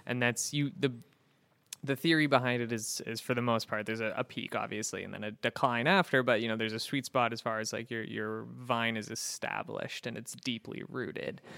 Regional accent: Pacific Northwest, United States; moved away as an adult; also born or lived in Florida / Portland, Maine; now in Syracuse, United States; I grew up in the Pacific Northwest

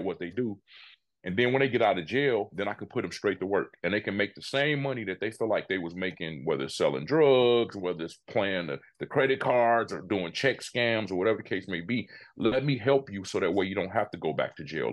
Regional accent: Chicago, Illinois, United States; Born and raised Chicago, Illinois.

